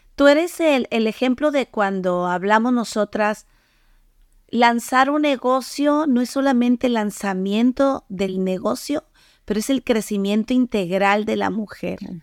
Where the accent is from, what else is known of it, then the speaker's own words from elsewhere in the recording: Mexico; moved away; yo soy de México